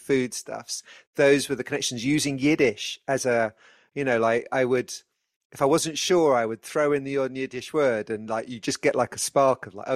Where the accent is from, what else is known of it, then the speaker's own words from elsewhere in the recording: United Kingdom; as a British Jew